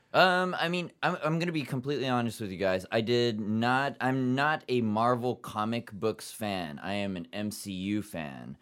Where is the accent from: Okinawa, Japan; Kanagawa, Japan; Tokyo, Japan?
Kanagawa, Japan; Yokohama; now in New York City, United States; I grew up in Yokohama, Japan, seventeen years, half Japanese, half German-American